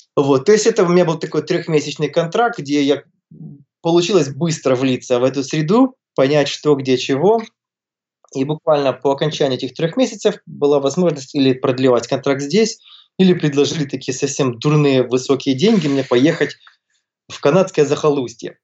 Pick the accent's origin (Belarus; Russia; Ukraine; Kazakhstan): Ukraine; Kyiv; moved away as an adult; also born or lived in Toronto, Canada; Родился, вырос я в Киеве, я местный, вот, живу там же, где я и вырос, вот сейчас живу.